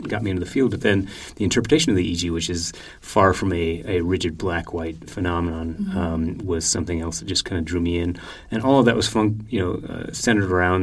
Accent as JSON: {"language": "English", "region": "Nebraska", "country": "United States", "tie": "born or raised there", "moved": "yes", "said": "Born and raised in Nebraska."}